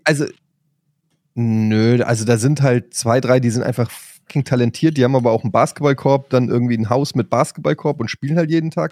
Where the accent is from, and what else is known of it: Frankfurt, Germany